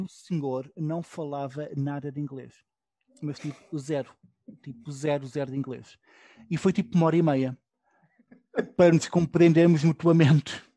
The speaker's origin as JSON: {"language": "Portuguese", "country": "Portugal", "moved": "yes", "lives_now": "Berlin, Germany", "said": "Há um sítio onde eu de vez em quando vou com outro amigo meu português também"}